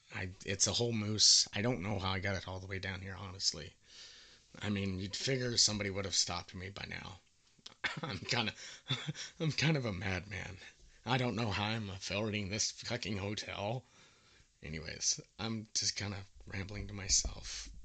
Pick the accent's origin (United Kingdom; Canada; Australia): Canada; accent: Canadian; You can tell by my very Canadian accent that I'm from Canada